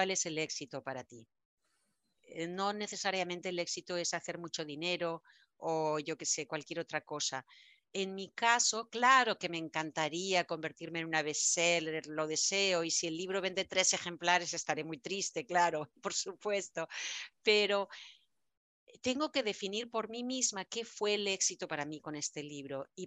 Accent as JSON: {"language": "Spanish", "country": "Spain", "moved": "yes", "said": "Como buena española, yo soy bien dramática bien dramática."}